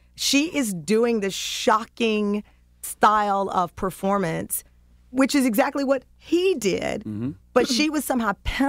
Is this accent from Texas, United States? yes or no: yes; Texas, United States; So I'm a reporter from Texas. It was my job to learn New York.